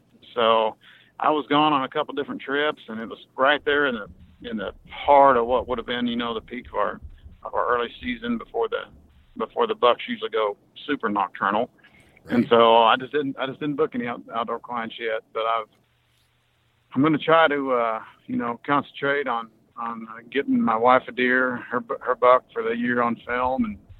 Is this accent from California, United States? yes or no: no; Kansas, United States; No, I'm from Kansas.